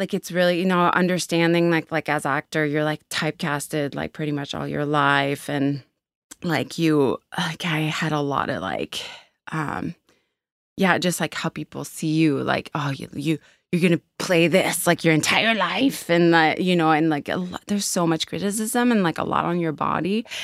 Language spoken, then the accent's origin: English; Quebec, Canada; now in Halifax, Canada; I grew up in Quebec